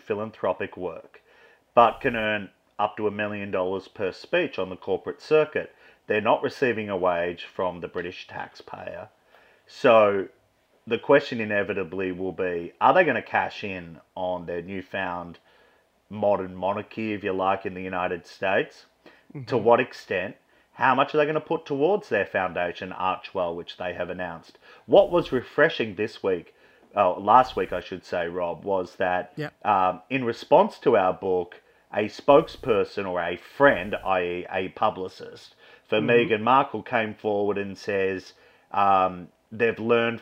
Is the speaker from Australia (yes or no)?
yes; Australia; I'm Australian